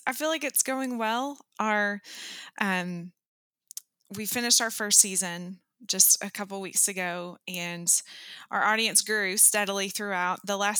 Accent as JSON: {"language": "English", "town": "Knoxville", "region": "Tennessee", "country": "United States", "tie": "born or raised there", "said": "I am currently back in my hometown of Knoxville, Tennessee."}